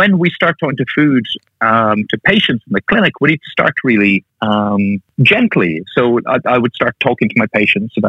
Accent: Ireland; moved away as an adult; now in United Kingdom; I'm from Ireland. That's where I grew up and trained. That's where my family are. But I now live with my wife and kids in the UK

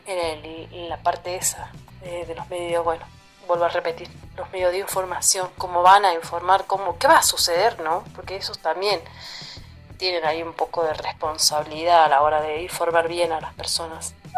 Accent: Argentina; Soy de Argentina

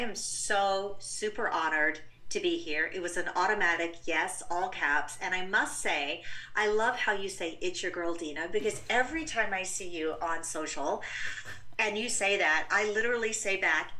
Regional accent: England, United Kingdom; born there; You know, I would have to start way back in England. I was born in the United Kingdom.

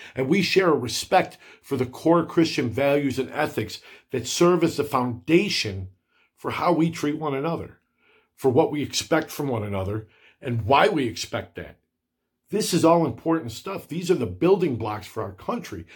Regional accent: United States; I am so proud to identify as an American

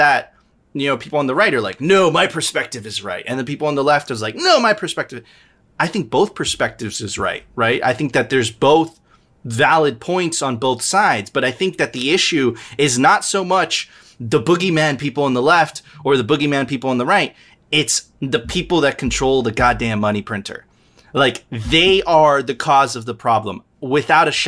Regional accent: Venezuela; now in Miami, United States; I'm originally from Venezuela

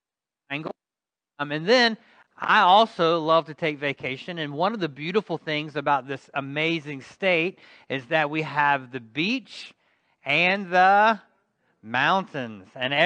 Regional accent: Reidsville, North Carolina, United States; also born or lived in Durham, North Carolina; I was born here in North Carolina. I was born in Reidsville, North Carolina, which is north of Greensboro.

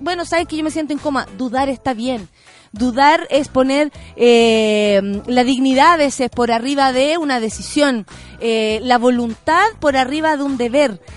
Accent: Chile; muchos chilenos y chilenas

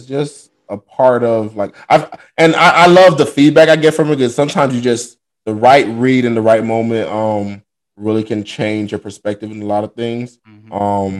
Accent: Miami, Florida, United States; I grew up in Miami, Florida

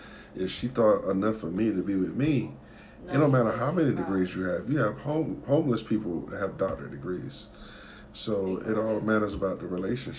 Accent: Sumter County, South Carolina, United States; moved away; I'm not from up here. You know, I'm from Sumter County, Merck City

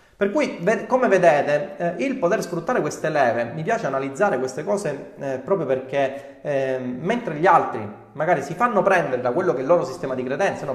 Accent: Sicily, Italy; accent: Sicilian; ho l'accento siciliano

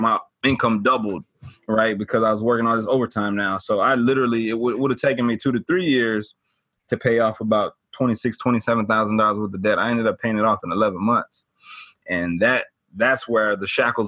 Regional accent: Atlanta, Georgia, United States; born and raised in Atlanta, born and raised in Atlanta, grew up in the suburbs, but Atlanta is home for me

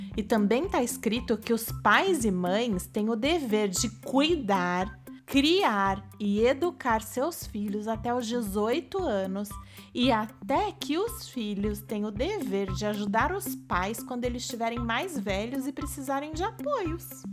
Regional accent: Brazil; enquanto brasileiros

